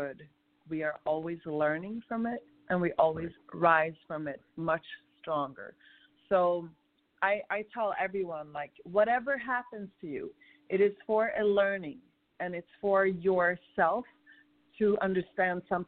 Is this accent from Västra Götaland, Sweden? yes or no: no; Stockholm, Stockholm County, Sweden; moved away as an adult; also born or lived in Morocco; now in United States; But I'm born and raised in Sweden, but my parents are North African